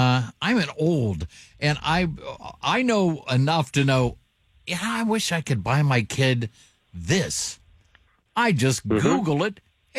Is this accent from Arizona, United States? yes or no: no; Dayton, Ohio, United States; I grew up in Dayton, so Elder Beerman was big